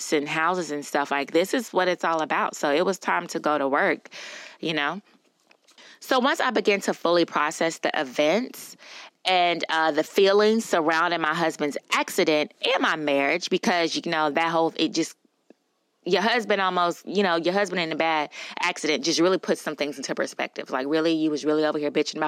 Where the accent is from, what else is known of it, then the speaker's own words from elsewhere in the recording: Louisiana, United States; I'm from Louisiana